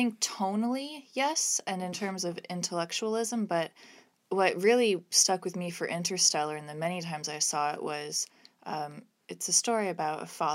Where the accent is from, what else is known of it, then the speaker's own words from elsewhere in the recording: Kansas, United States; moved away; also born or lived in Canada; I grew up in Kansas and then moved to Canada.